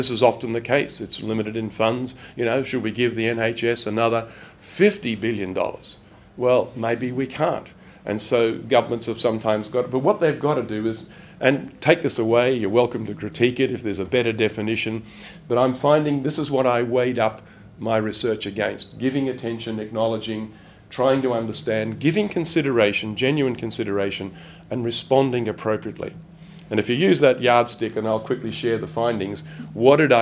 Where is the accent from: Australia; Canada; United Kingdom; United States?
Australia; moved away; I'm an Australian